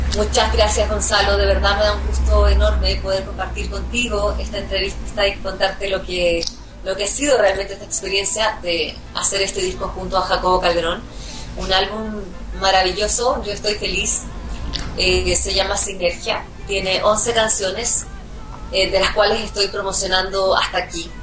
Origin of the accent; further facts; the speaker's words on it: Chile; en mi país